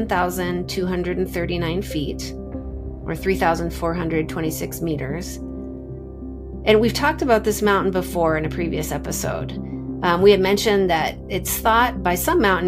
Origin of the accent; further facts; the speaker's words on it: Pacific Northwest, United States; I grew up in the Pacific Northwest during this time